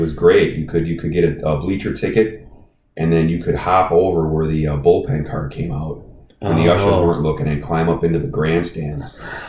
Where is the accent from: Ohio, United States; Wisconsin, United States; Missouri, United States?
Wisconsin, United States; Milwaukee; moved away; also born or lived in Maryland; I grew up in Milwaukee.